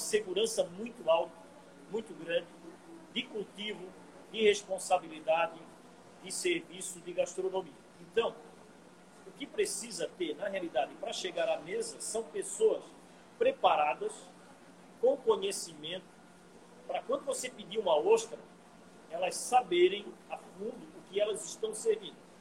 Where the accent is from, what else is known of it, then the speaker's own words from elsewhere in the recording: Brazil; nós nós, como brasileiros